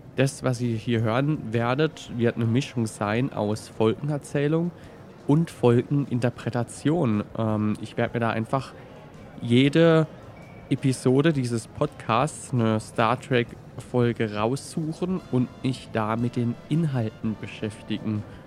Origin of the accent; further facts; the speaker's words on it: Baden and Swabia, Baden-Württemberg, Germany; accent: mixed Badisch and Swabian; mit meinem speziellen Dialekt aus Badisch und Schwäbischen. Ich habe das Gefühl, es hat sich mittlerweile so ein bisschen vermischt.